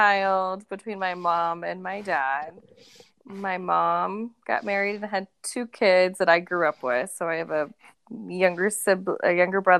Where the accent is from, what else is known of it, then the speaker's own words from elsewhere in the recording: Boise, Idaho, United States; also born or lived in Mountain Home, Idaho; I'm from Idaho